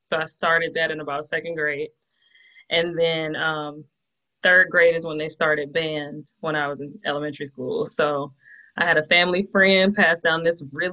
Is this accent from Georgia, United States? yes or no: yes; Atlanta, Georgia, United States; Born and raised in Atlanta, Georgia